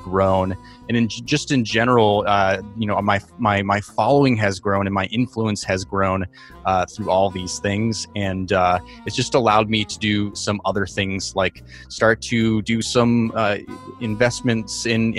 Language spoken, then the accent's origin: English; New York City, New York, United States; I am from New York City